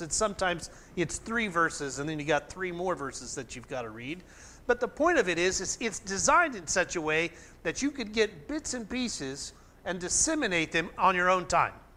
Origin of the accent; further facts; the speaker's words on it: Oklahoma, United States; growing up in Oklahoma